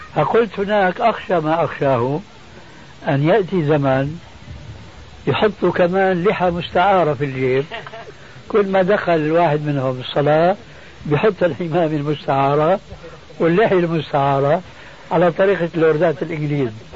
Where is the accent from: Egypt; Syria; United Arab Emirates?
Syria; Damascus, Damascus Governorate; moved away; عندنا في دمشق